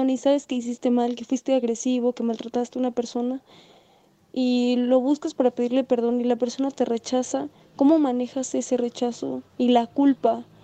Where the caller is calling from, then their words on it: Mexico; Hola Julio … de México. Nos vemos el 11 de marzo.